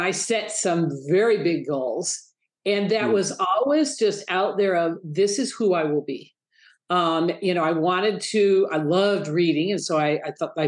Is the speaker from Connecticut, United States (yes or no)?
no; Detroit, Michigan, United States; moved away; I was raised in Detroit, and I can't tell you how many times I think, how did a little girl from Detroit, Michigan end up here